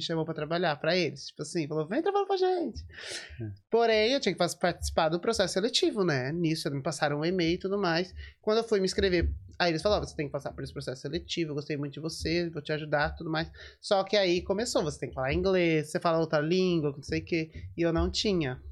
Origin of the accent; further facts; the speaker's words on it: Americana, São Paulo, Brazil; moved away as an adult; now in Dublin, Ireland; eu nasci lá e fiquei lá até 2014